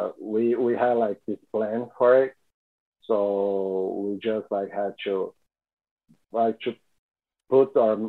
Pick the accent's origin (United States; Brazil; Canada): Brazil; São Paulo; we are all from Sao Paulo